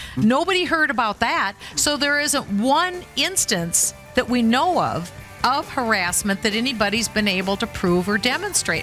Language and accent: English; Minnesota, United States; I'm from Minnesota